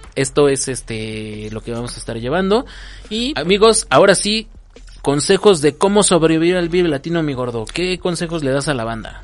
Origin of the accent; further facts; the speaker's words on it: Mexico; somos mexicanos